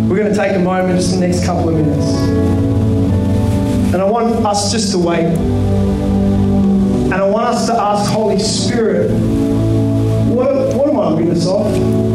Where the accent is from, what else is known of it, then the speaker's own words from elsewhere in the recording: Kalgoorlie, Western Australia, Australia; Growing up in Kalgoorlie